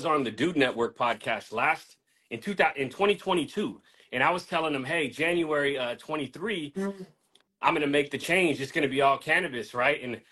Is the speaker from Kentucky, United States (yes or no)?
no; Daly City, California, United States; also born or lived in Antioch, California; I grew up in Daly City, California